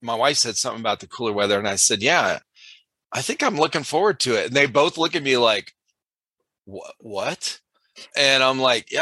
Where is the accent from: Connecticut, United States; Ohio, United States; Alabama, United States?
Ohio, United States; Cleveland; moved away as an adult; growing up in Cleveland, Ohio, around, you know, a bunch of cold and snow and everything.